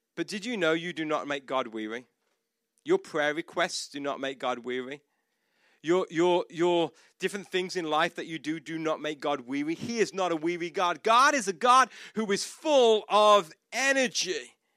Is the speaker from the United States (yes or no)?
no; United Kingdom; moved away as an adult; I'm not Australian, I'm not South African, I'm, I'm British